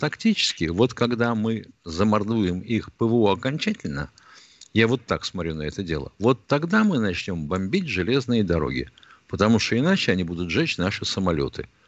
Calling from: Moscow, Russia; из Москвы.

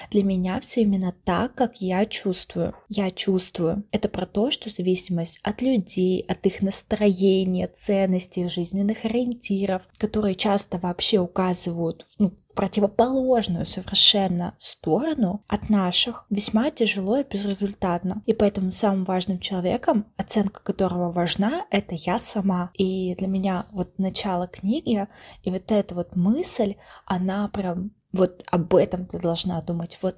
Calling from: Saint Petersburg, Russia; я вещаю из Санкт-Петербурга, работаю инженером-конструктором

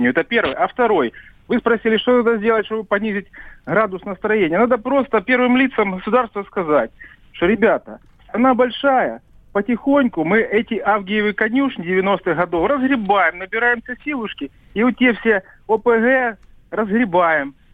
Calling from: Belgorod, Belgorod Oblast, Russia; Белгород, да, пожалуйста.

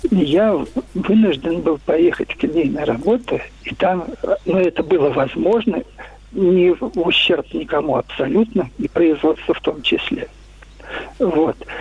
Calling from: Moscow, Russia; я звоню из Москвы

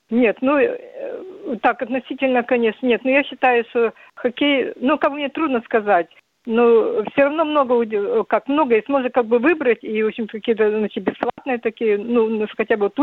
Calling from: Khabarovsk, Khabarovsk Krai, Russia; Я звоню с Дальнего Востока, с города Хабаровска.

